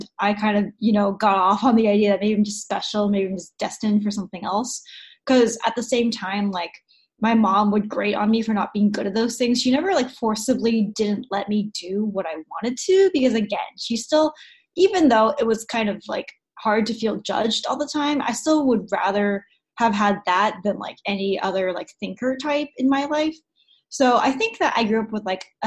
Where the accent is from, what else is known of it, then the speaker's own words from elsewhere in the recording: United States; come here to America, where I'm from